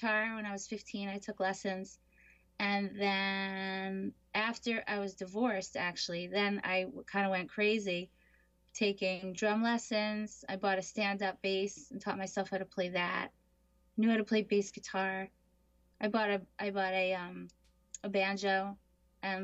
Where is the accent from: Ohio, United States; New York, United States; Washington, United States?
New York, United States; Jericho; I grew up in Jericho, Long Island